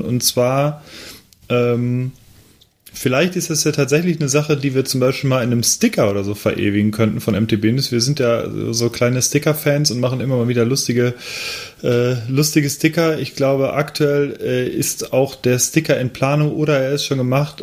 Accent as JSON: {"language": "German", "town": "Cologne", "region": "North Rhine-Westphalia", "country": "Germany", "moved": "yes", "said": "ein lokales Bier aus meiner alten Heimat"}